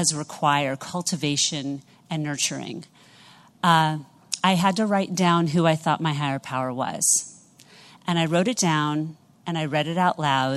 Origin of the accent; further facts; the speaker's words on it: New York City, New York, United States; I am from New York City